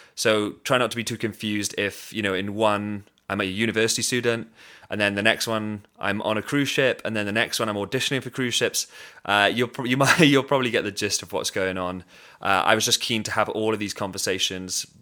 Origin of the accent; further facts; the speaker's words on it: Swansea, Wales, United Kingdom; I'm from Swansea City in Wales, in the U K, very proud of it